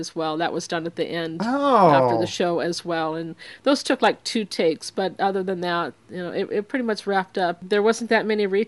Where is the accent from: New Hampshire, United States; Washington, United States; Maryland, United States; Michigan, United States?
Washington, United States; Seattle; I was from Seattle